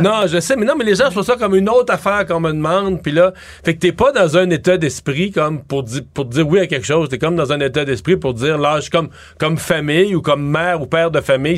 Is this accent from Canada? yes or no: yes; Cacouna, Quebec, Canada; mon village natal, je dois le dire, à Kakuna